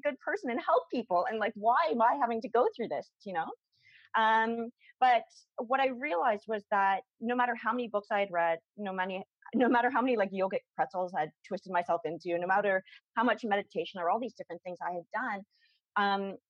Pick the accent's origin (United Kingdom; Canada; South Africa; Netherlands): Canada; Toronto, Ontario; I'd flown from my hometown, from Toronto